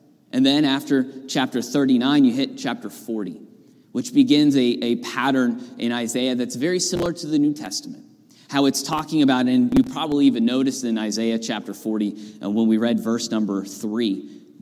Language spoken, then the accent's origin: English; Northern California, United States; moved away as an adult; now in Pennsylvania, United States; grew up there in Northern California